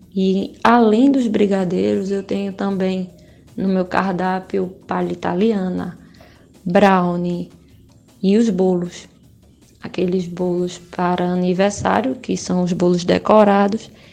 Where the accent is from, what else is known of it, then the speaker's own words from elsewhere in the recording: Sertânia, Pernambuco, Brazil; eu sou de Sertânia